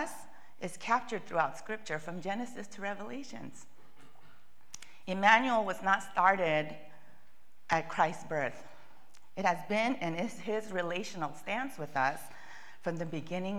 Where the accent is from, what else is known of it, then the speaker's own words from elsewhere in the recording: California, United States; moved away as an adult; also born or lived in Boston; I grew up in California, and we have two temperatures, warm and warmer